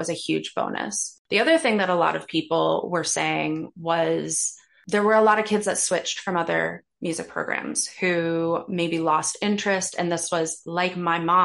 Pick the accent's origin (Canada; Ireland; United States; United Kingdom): Canada; born or raised there; moved away as an adult; now in Toronto, Canada